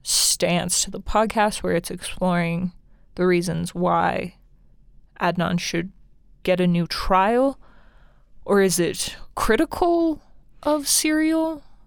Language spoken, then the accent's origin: English; Wyoming, United States; Because we're from Wyoming.